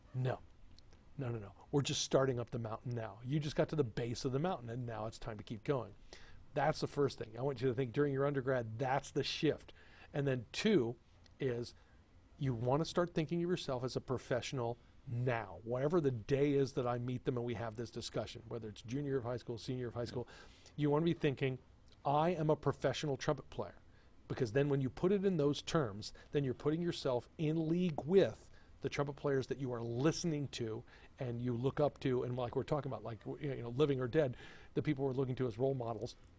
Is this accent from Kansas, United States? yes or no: no; Texas, United States; moved away; also born or lived in Rochester, New York; growing up in Texas